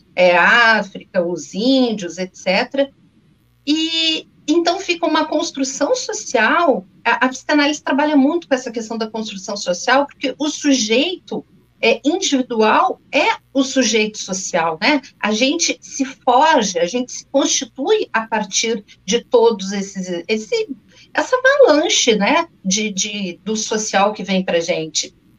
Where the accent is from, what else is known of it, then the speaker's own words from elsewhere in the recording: Porto Alegre, Rio Grande do Sul, Brazil; accent: gaúcho; moved away as an adult; now in Rio de Janeiro, Brazil; Estou há 18 anos aqui no Rio, mas enfim, nasci em Porto Alegre, fiz toda a minha história em Porto Alegre